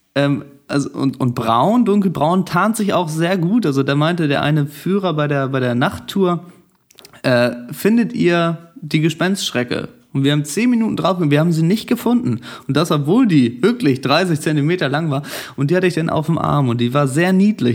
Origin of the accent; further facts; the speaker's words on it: Germany; ich komme aus Deutschland